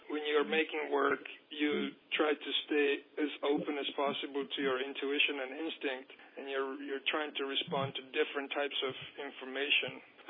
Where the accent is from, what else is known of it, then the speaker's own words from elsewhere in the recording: United States; We are American artists, and we want to work in America